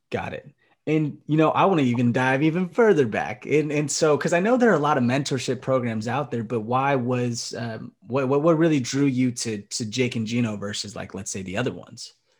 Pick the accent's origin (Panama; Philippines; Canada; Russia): Philippines; as a Filipino man, I can understand because my, my family loves karaoke as well